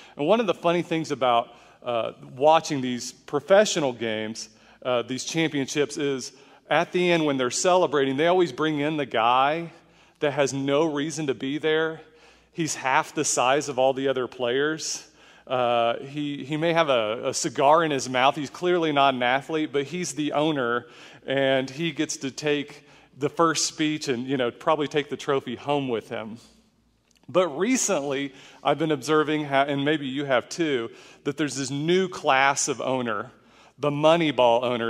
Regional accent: Oklahoma, United States; a kid growing up in Oklahoma

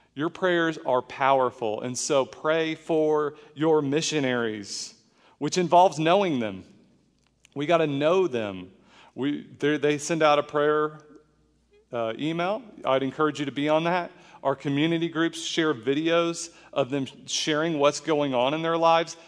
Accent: Oklahoma, United States; a kid growing up in Oklahoma

